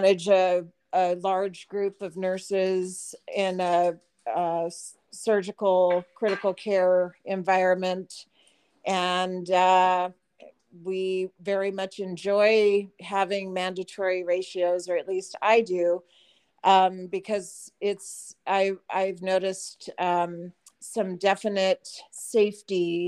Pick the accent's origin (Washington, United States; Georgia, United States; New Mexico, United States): New Mexico, United States; Albuquerque; I am originally from Albuquerque, New Mexico